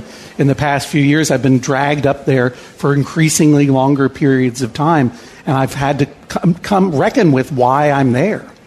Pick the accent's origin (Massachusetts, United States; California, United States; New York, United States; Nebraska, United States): Massachusetts, United States; we are both from New England. Mm-hmm. I from Massachusetts